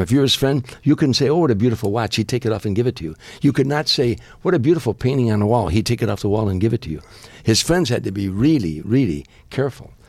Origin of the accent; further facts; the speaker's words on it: Harvey, Illinois, United States; my hometown of Harvey, Illinois, one of the largest riots in the country where I was from